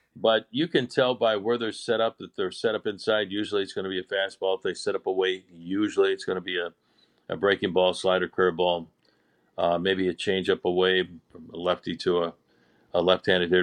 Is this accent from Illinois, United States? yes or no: yes; Chicago, Illinois, United States; moved away; growing up in Chicago